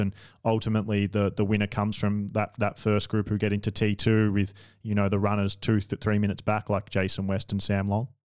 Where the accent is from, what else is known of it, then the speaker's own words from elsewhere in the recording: Australia; I'm an Australian